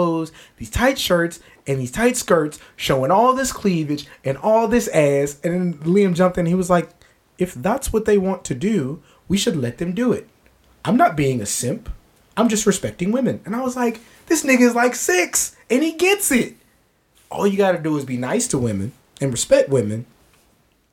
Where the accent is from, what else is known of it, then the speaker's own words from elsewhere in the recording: San Antonio, Texas, United States; we're from San Antonio